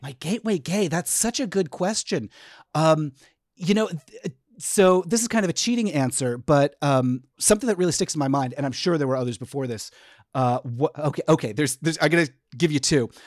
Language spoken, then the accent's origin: English; Connecticut, United States; I grew up in Connecticut